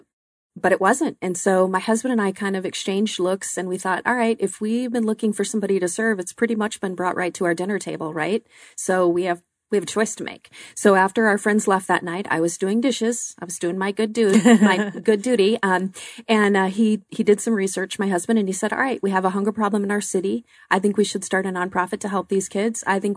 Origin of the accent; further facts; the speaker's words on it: Glendale, United States; I grew up in the Glendale area